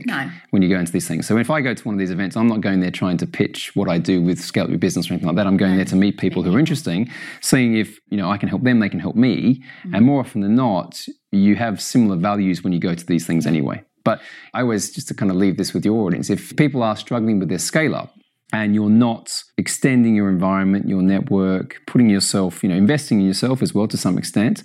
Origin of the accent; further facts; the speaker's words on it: Australia; also born or lived in United States; now in United Kingdom; I'm Australian and I live in the UK and I've lived all over the world. I've lived in the US.